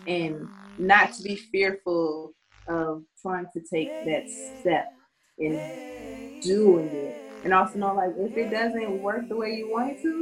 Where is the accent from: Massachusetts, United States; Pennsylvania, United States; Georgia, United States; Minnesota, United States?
Minnesota, United States; also born or lived in Leavenworth, Kansas; I am from Minnesota by way of several other places. I was born in Leavenworth, Kansas, I'm currently in Minnesota